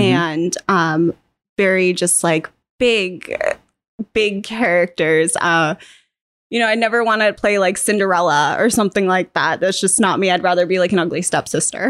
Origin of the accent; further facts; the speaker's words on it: Otisfield, Maine, United States; also born or lived in Boston, United States / London, United Kingdom; I grew up here in the Oxford Hills.